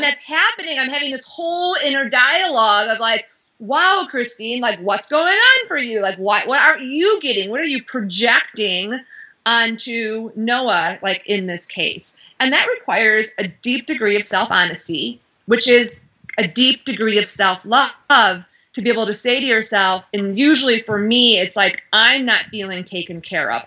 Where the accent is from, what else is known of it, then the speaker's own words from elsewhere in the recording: Midwest, United States; I'm from the Midwest